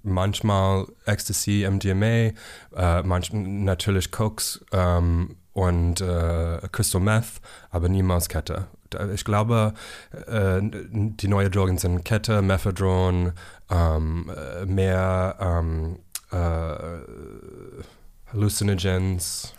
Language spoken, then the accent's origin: German; South Carolina, United States; German is a second language; moved away as an adult; also born or lived in San Francisco; now in Berlin, Germany; komme ich aus Amerika. Ich war in South Carolina geboren und ich habe ähm, aus San Francisco nach Berlin umgezogen vor zehn Jahren.